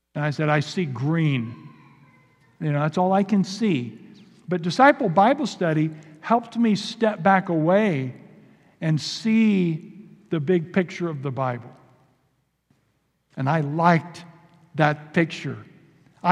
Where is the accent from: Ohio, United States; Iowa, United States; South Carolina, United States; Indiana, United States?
Indiana, United States; moved away; also born or lived in Kentucky; We're actually from Indiana originally. We moved to Kentucky for seminary. But I grew up on gravel roads and in cornfields